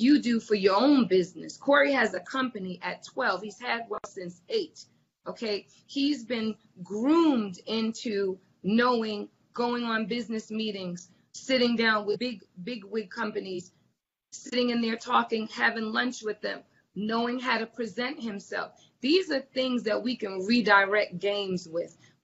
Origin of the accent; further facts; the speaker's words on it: New Jersey, United States; growing up in Jersey, there were 50 people that if I just walked down the street the wrong way, my parents had a phone call